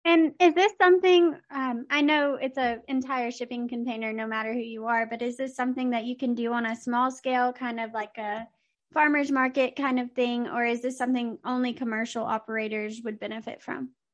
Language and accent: English; Texas, United States; Texas is doing some good for landowners and that my home state is having a win